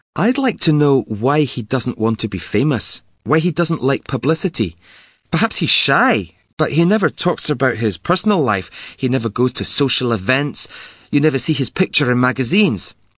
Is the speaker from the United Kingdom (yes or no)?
yes; Glasgow, Scotland, United Kingdom; I'm from Glasgow, the biggest city in Scotland.